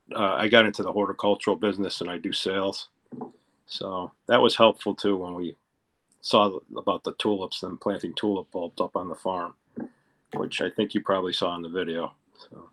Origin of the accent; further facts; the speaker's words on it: Pennsylvania, United States; I grew up in Pennsylvania